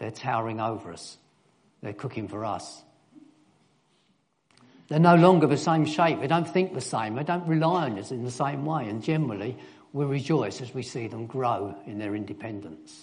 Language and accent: English; London, United Kingdom; also born or lived in Germany; I was born in East London.